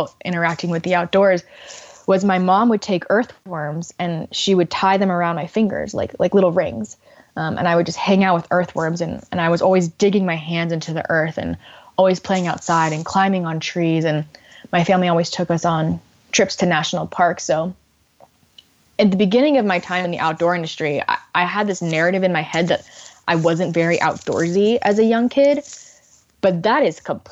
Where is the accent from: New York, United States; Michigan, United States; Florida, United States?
Florida, United States; Miami; moved away; I grew up in Miami, Florida